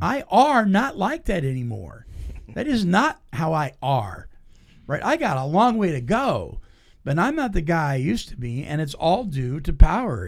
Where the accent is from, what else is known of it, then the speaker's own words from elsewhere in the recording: Petaluma, California, United States; my hometown, Petaluma, California